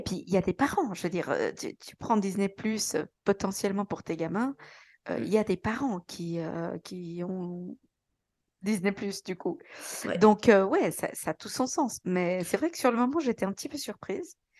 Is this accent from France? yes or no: no; Switzerland; je suis suisse